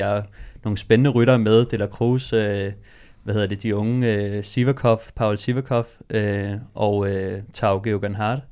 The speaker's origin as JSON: {"language": "Danish", "town": "Copenhagen", "region": "Capital Region of Denmark", "country": "Denmark", "said": "jeg er fra Amager"}